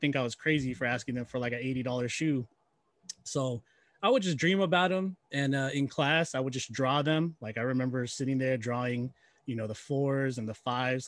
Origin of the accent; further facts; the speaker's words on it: Bay Area, California, United States; I was raised in the Bay Area, in the late 80s, early 80s and 90s